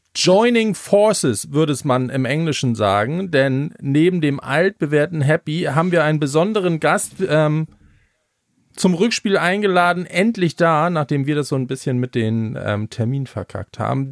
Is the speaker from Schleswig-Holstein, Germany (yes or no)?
yes; Schleswig-Holstein, Germany; ich stehe als Schleswig-Holsteiner